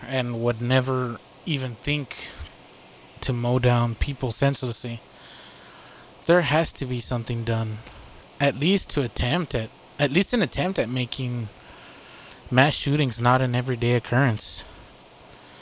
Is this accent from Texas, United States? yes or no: yes; Texas, United States; I'm from Texas